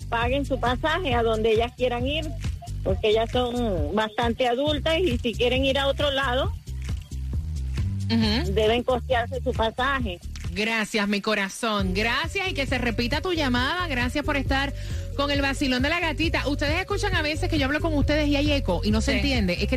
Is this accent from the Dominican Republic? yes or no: yes; Dominican Republic; Yo soy dominicana